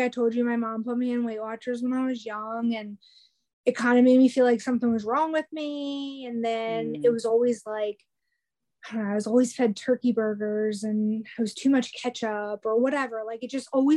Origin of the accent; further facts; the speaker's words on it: New Jersey, United States; now in North Carolina, United States; I'm in North Carolina, I'm originally from New Jersey